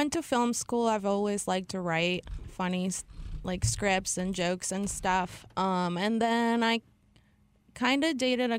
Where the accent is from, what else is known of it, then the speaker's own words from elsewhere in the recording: Houston, Texas, United States; moved away as an adult; also born or lived in Los Angeles / San Diego; now in Austin, United States; I'm from Houston.